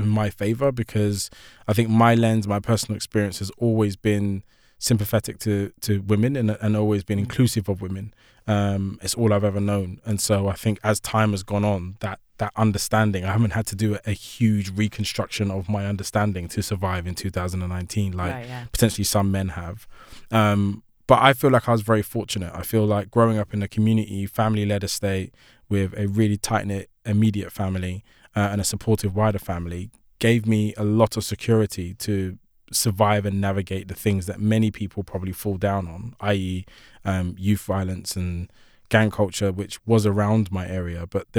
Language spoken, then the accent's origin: English; Shoreditch, London, United Kingdom; also born or lived in Hackney; Yeah, so I was born in Hackney, 1984, raised in Shoreditch. It's a very different Shoreditch to the Shoreditch that we now know and love.